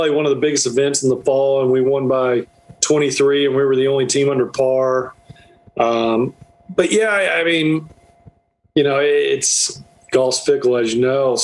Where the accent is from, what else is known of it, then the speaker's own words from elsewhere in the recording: North Florida, United States; now in South Georgia, United States; I grew up in Florida, North Florida, so I live in South Georgia